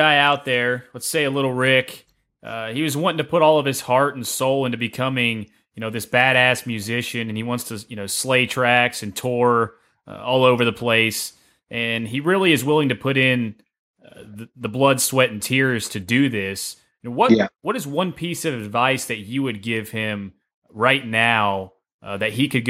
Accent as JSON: {"language": "English", "region": "Tennessee", "country": "United States", "said": "I'm from Tennessee"}